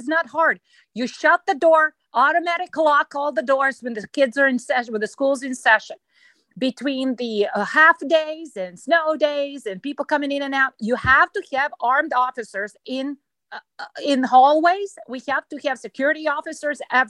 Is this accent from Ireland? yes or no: no; Serbia; moved away as an adult; now in United States; I was born in Yugoslavia